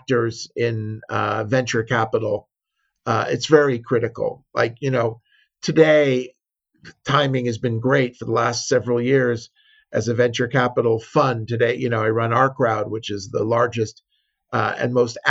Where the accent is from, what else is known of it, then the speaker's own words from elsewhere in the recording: Los Angeles, California, United States; moved away as an adult; also born or lived in San Diego / Berkeley; now in Israel; I grew up in Southern California, was born in San Diego, raised